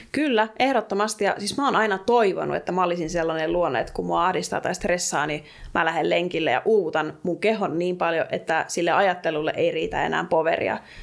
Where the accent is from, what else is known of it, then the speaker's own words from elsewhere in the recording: Alavus, South Ostrobothnia, Finland; mä oon itsekin kotoisin maaseudulta, pienestä kaupungista Etelä-Pohjanmaalta, Alavudelta